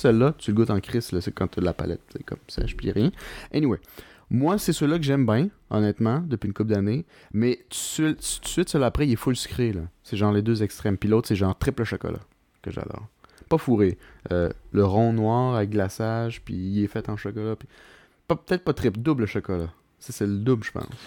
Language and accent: French; Quebec, Canada; en tant que Québécois